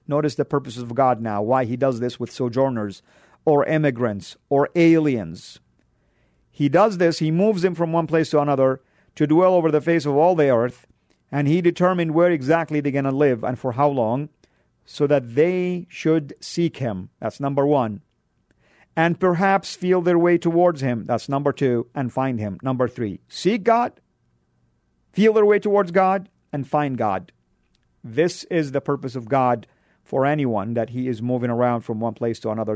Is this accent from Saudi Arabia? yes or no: yes; Saudi Arabia; now in United States; I'm Born and raised in Saudi. I come from a country that is considered to be the heartland of Islam